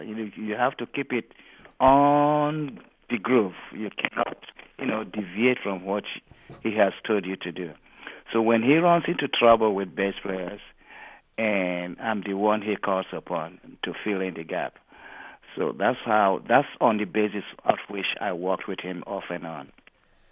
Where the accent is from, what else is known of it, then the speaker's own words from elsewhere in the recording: Warri, Delta, Nigeria; moved away; also born or lived in Lagos, Nigeria; My hometown is in Warri, in the Delta region. That's where my families are, and that's where my heart is.